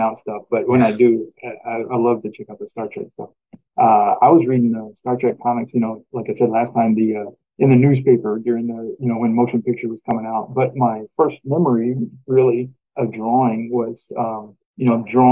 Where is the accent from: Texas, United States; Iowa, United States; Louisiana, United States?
Texas, United States; moved away; I was from Texas